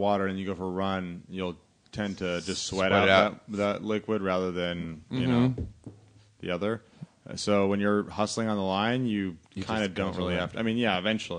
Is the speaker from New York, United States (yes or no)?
no; Los Angeles, California, United States; Born and raised in L.A.